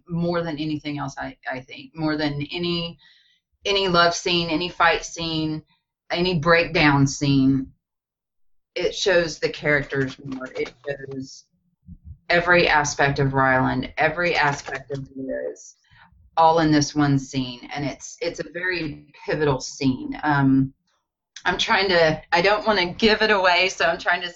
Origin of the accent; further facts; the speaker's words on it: Batesville, Arkansas, United States; my hometown of Batesville, Arkansas, set in the foothills of the Ozarks.